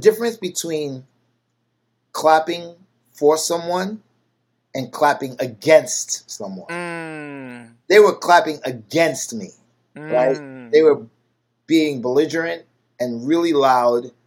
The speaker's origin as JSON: {"language": "English", "country": "United States", "said": "I'm American"}